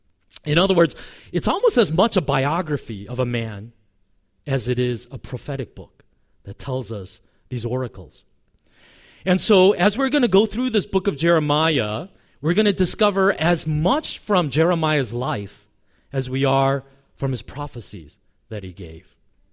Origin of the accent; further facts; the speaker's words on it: South Korea; born there; I was born in Korea to a father.